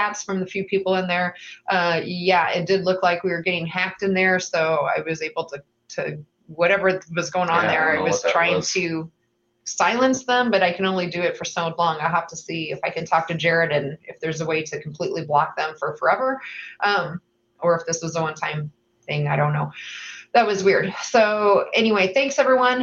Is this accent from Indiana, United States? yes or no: yes; Indiana, United States; now in Iowa, United States; I grew up in Indiana, and I am an Indiana transplant into Iowa